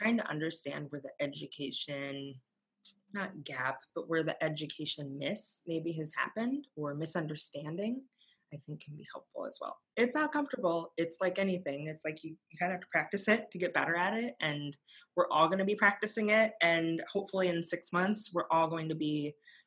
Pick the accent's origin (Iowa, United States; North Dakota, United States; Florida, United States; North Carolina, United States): North Dakota, United States; Fargo; being an adoptee and growing up in Fargo